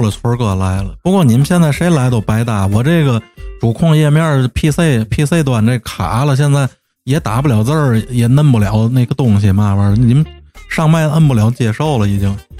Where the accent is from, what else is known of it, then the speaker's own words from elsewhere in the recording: Tianjin, China; accent: Tianjin dialect; 我们天津话